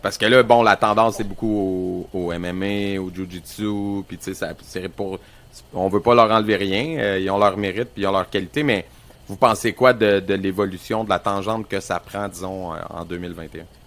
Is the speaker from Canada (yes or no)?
yes; Victoriaville, Quebec, Canada; moi je suis un gars de région. Moi je viens de Victo